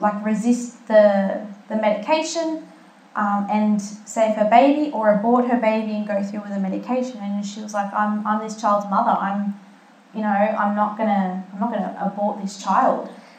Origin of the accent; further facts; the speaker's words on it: Malta; I'm from Malta, and I've been to the festa of St. Lawrence, which is where my grandfather's from, that village.